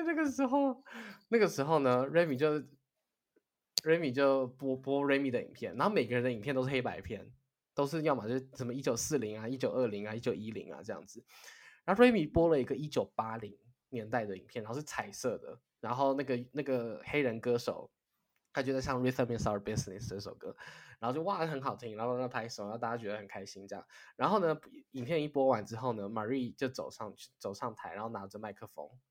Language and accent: Chinese; Taiwan; moved away as an adult; 身为台湾人